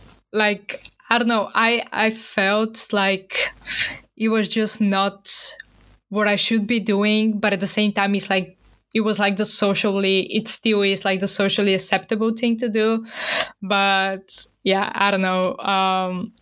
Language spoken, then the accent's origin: English; Bulgaria; moved away; And as I'm originally from Bulgaria, I have like a Christianity upbringing.